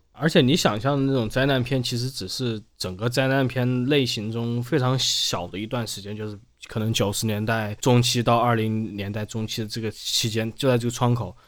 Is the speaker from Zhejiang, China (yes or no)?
no; Wuhan, Hubei, China; 我成长在武汉，我出生不久发生洪灾